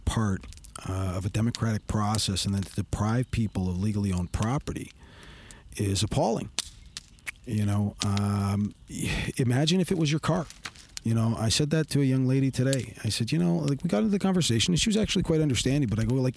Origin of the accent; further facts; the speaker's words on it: Canada; I've done quite a bit of service for my country, certainly for my hometown city